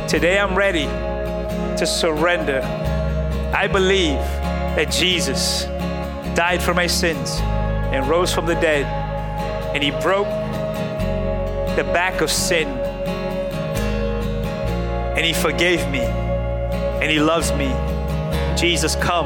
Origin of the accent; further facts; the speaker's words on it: New England, United States; We're from New England. We're already sarcastic by nature